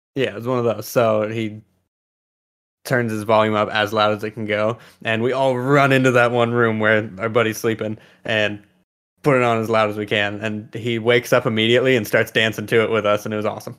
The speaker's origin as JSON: {"language": "English", "region": "California", "country": "United States", "said": "I'm also from California"}